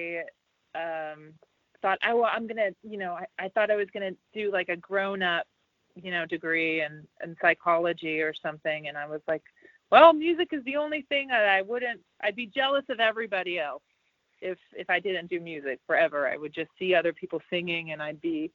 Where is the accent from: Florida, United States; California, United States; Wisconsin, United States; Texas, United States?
Texas, United States; Dallas; now in Los Angeles, United States; I grew up in Texas